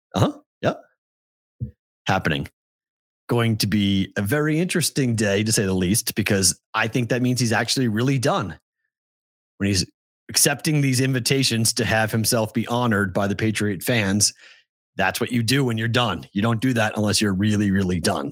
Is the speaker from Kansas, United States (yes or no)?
no; Massachusetts, United States; I'm from Massachusetts